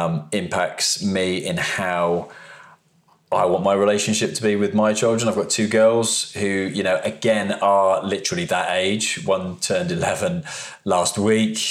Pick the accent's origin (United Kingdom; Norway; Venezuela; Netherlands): United Kingdom; also born or lived in High Wycombe, Buckinghamshire / Oakville, Ontario, Canada; moved back to the UK